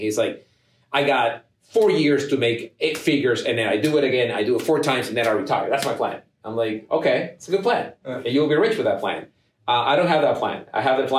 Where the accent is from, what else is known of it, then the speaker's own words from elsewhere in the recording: Ecuador; moved away as an adult; also born or lived in Germany; now in United States; I'm from Ecuador to begin with. But even in Ecuador, I was the child of an immigrant.